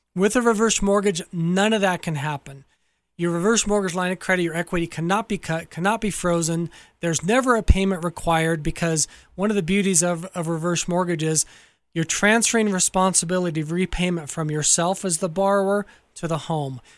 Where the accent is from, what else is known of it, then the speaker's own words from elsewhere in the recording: Southern California, United States; So I grew up in Southern California